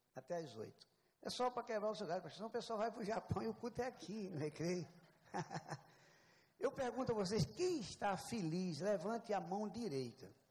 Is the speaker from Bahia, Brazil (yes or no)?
no; southern Paraíba, Brazil; Eu nasci no sul, no sul da Paraíba